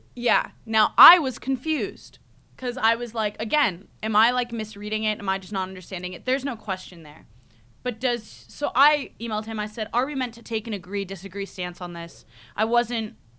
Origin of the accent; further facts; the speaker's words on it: United States; moved away as an adult; now in United Kingdom; I'm the American who only knows about America